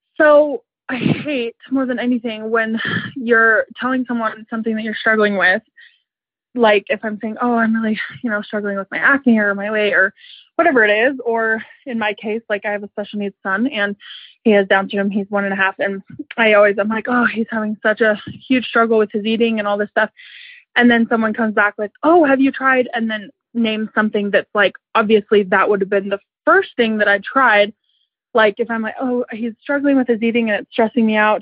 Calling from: Lehi, Utah, United States; I'm calling from Lehigh, Utah

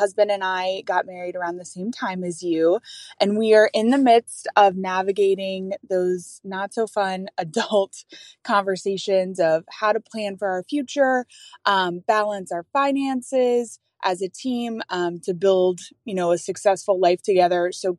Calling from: Chicago, Illinois, United States; I'm calling in from Chicago

